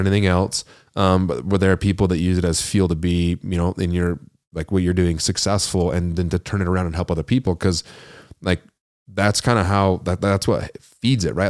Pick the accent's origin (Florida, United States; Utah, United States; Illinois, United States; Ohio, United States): Utah, United States; Ogden; I'm from Weber County, which is just one up, you know, Ogden, Old Town.